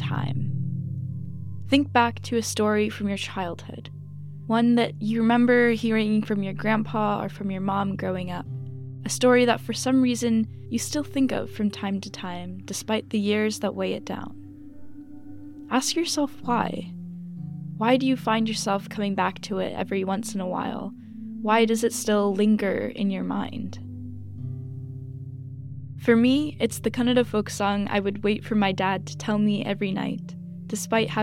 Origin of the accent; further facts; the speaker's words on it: Wyoming, United States; As a kid growing up in the middle of nowhere, Wyoming